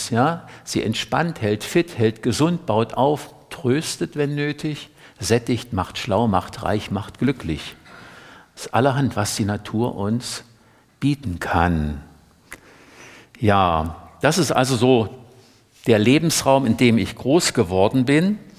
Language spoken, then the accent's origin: German; Saxony-Anhalt, Germany; Ich bin an der Mittelelbe groß geworden, also für, wenn ich im Westen bin, sage ich immer zwischen Dresden und Hamburg. Ja, und wer ein bisschen mehr geografische Kenntnisse erworben hat, dem sage ich dann zwischen Lutherstadt Wittenberg und Magdeburg, genau in der Mitte.